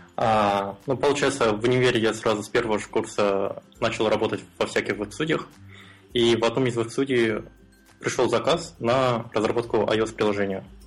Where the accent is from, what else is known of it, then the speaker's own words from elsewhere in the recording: Almaty, Kazakhstan; Я из Алматы, это город в Казахстане